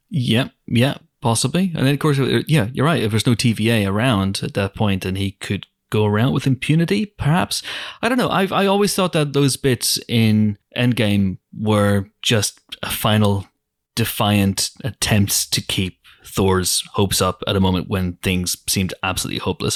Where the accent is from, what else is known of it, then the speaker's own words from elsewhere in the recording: Banbridge, Northern Ireland, United Kingdom; my hometown, Banbridge.